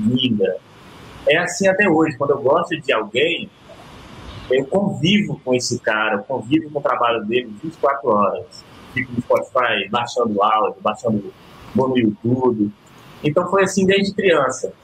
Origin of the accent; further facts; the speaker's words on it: Ceará, Brazil; Nasci no Ceará e lá eu convivia com o Caio Cavalcante todo dia